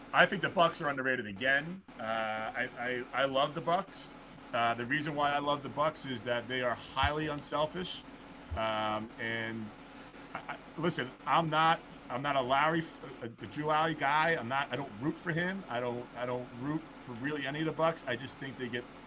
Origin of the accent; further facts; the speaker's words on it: New York, United States; a New Yorker